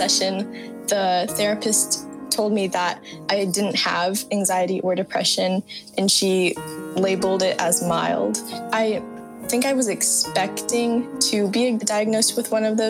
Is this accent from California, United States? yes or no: yes; San Carlos, California, United States; I'm 18 and I'm from San Carlos, California